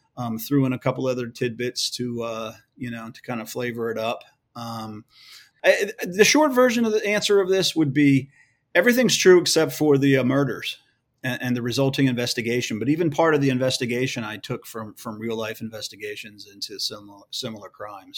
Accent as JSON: {"language": "English", "town": "Edgewood", "region": "Maryland", "country": "United States", "tie": "born or raised there", "moved": "as an adult", "said": "I grew up in, uh, in a small working class town called Edgewood, Maryland."}